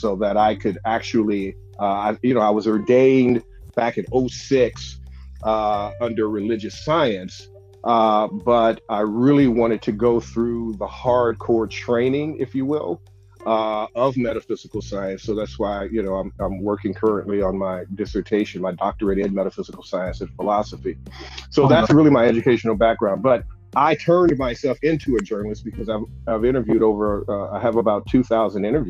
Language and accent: English; Chicago, Illinois, United States; my hometown, Chicago